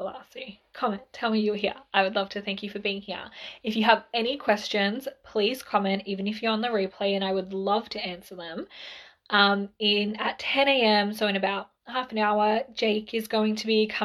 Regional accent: Mildura, Victoria, Australia; we're originally from Mildura.

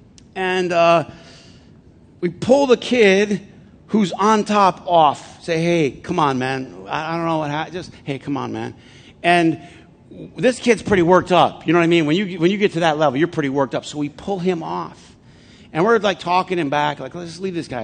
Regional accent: Flint, Michigan, United States; I'm from Flint

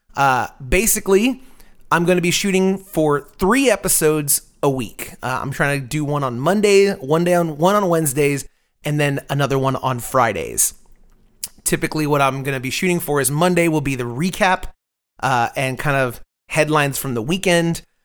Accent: Tampa, Florida, United States; now in Austin, United States; I'm originally from Tampa, Florida

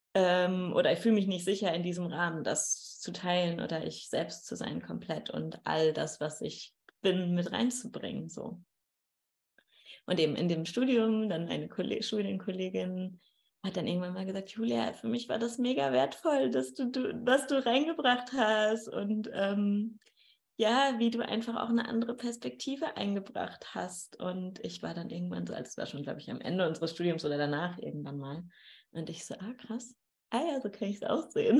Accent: Dortmund, North Rhine-Westphalia, Germany; moved away; Und ich komme ja aus dem Ruhrgebiet, also aus Dortmund

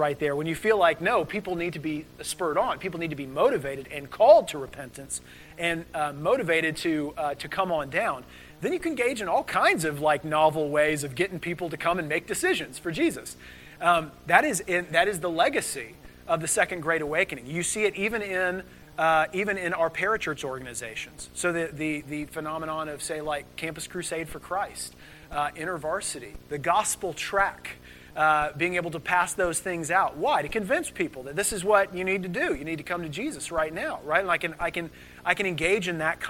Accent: United States; we're Americans

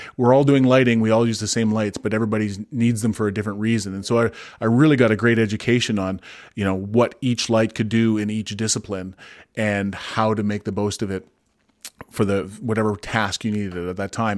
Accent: Kamloops, British Columbia, Canada; I grew up in Kamloops

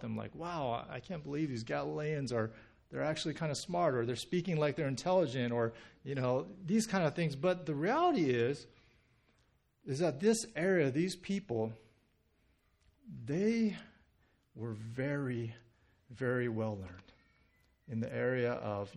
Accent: Southern California, United States; being born and raised in Southern California

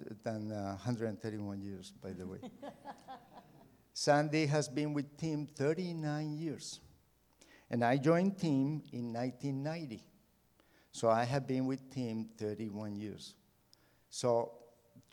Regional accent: Colombia; moved away as an adult; also born or lived in United States; now in Mexico; I grew up in Colombia, South America

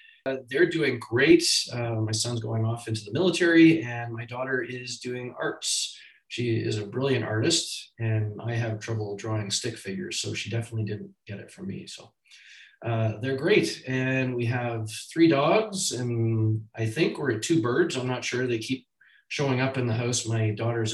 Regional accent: Toronto, Ontario, Canada; I grew up in the city of Toronto.

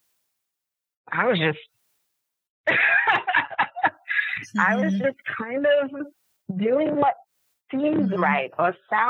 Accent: Lagos, Nigeria; now in New York City, United States; I was born and raised in a city. I grew up in Nigeria, in Lagos. And then I came to New York.

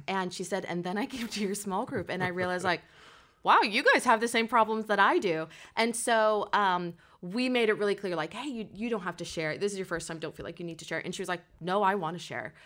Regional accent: Portland, Oregon, United States; also born or lived in Salem, Oregon; here in Portland

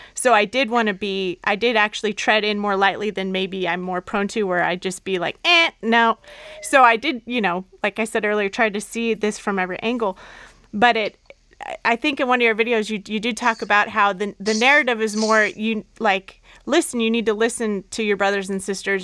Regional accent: Southern California, United States; I'm from Southern California

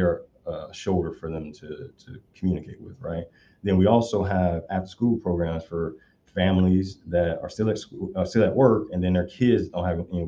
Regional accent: Chicago, Illinois, United States; now in California, United States; I grew up in Southside Chicago

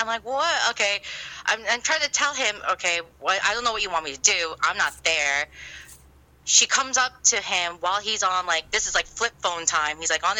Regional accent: New Jersey, United States; I can't deny that I'm not from that part of Jersey because I'm from Central East Coast by the Jersey Shore.

